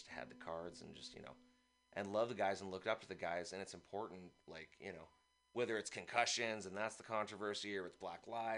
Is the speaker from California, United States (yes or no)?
yes; San Francisco, California, United States; also born or lived in East Bay; I actually was born here. I now live in the East Bay, but I was born